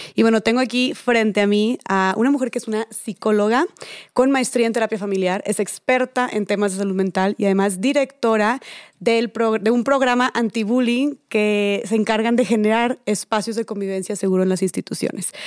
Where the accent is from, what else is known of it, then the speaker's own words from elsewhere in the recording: Monterrey, Nuevo León, Mexico; accent: regio; A mí también me dicen que tengo mucho acento regio